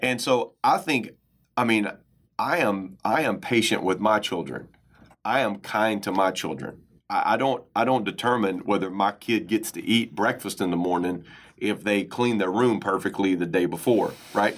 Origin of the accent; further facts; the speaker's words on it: United States; growing up in American culture